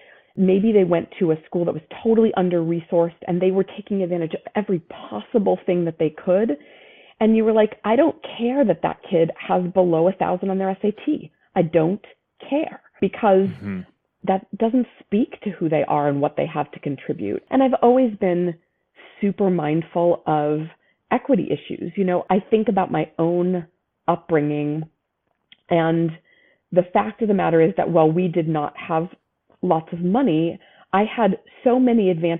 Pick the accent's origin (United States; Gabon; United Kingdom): United States; New England; You know, growing up in New England, I saw constant examples of both overt and covert racism